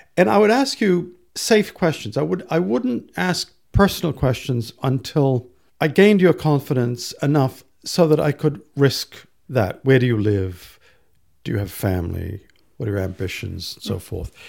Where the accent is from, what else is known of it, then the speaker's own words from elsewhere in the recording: Medford, Massachusetts, United States; moved away as an adult; also born or lived in Singapore / London; I grew up just outside Boston, Massachusetts